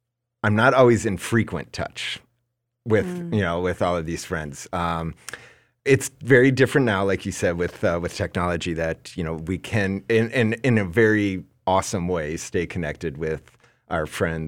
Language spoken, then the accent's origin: English; Minnesota, United States; now in New York, United States; So even though I'm like New Yorker and all of that, like, you know very well, I'm a Minnesota boy through and through.